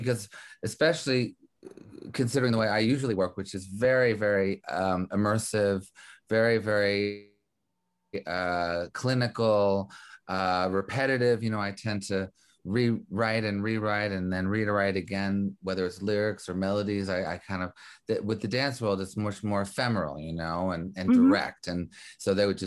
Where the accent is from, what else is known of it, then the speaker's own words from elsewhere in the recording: Montreal, Quebec, Canada; also born or lived in New York; now in Los Angeles, United States; I was actually born in New York, brought up in Montreal